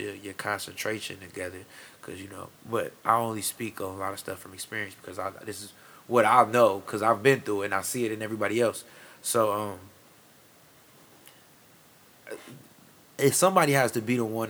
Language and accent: English; Fremont, Ohio, United States; now in Sandusky, United States; I'm from Fremont initially. I was born in Fremont.